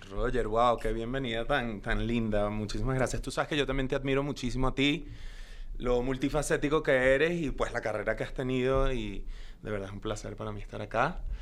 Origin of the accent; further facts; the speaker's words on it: Caracas, Capital District, Venezuela; first language Spanish; moved away as an adult; now in Los Angeles, United States; yo nací en Caracas, Venezuela hace ya muchos años. Eh, y eh, pues crecí en, Caracas, eh, viví en, Venezuela hasta los 19 años que me mudé a Estados Unidos